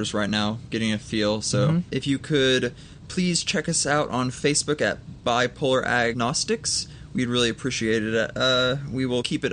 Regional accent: United States; I'm a 20-year-old American

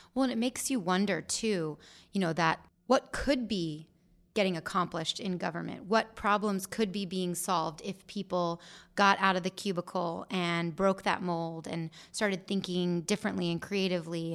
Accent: Gilbert, Arizona, United States; I'm from Gilbert. I love Gilbert

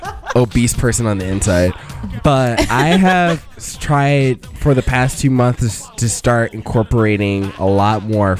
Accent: Nashville, Tennessee, United States; I'm from Nashville.

